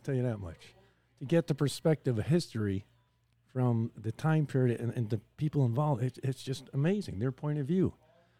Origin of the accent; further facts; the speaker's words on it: Chicago, Illinois, United States; I lived at Peterson, Clark and Peterson in there by San.